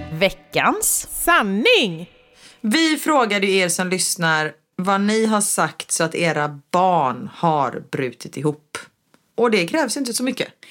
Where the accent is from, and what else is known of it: Gothenburg, Västra Götaland, Sweden